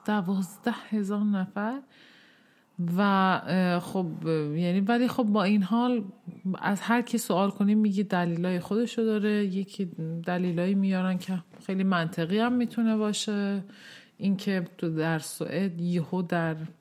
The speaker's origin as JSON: {"language": "Persian", "town": "Tehran", "region": "Tehran Province", "country": "Iran", "tie": "born or raised there", "moved": "yes", "lives_now": "Sweden", "said": "من سال 1364 در تهران به این دنیا آمدم"}